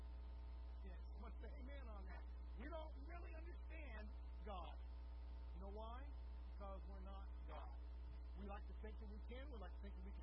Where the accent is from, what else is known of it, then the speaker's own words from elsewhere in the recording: Deep Rock, United States; I was born in Deep Rock